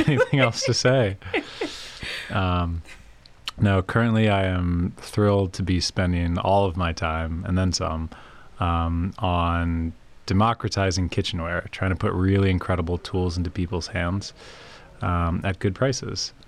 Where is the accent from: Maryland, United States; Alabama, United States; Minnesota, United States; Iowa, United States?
Maryland, United States; Prince George's County; where I grew up in Prince George's County, just outside of DC, was just incredibly diverse